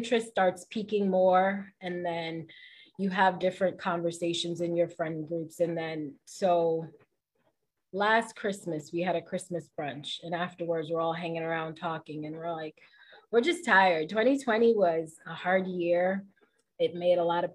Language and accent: English; New York City, New York, United States; growing up in the Bronx and in New York